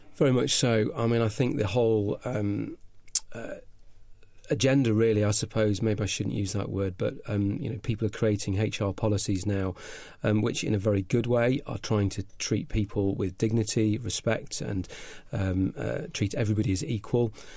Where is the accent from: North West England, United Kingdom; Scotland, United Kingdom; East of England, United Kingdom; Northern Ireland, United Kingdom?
North West England, United Kingdom; Cheshire; accent: slight northern; moved away; also born or lived in Clevedon; I started off life in Cheshire